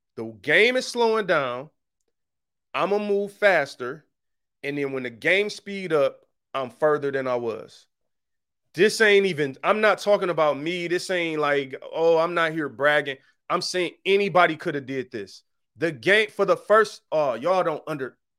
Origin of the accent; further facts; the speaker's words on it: Detroit, Michigan, United States; I'm from Seven Mile